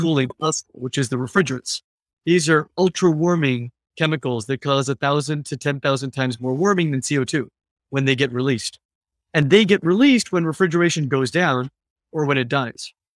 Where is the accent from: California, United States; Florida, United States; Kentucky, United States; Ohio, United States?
California, United States; now in San Francisco, United States; I grew up in California, uh, a few hours from San Francisco where I live